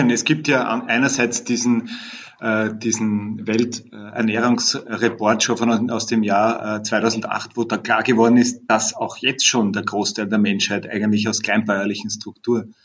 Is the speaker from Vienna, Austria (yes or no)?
yes; Vienna, Austria; Ich komme aus Wien.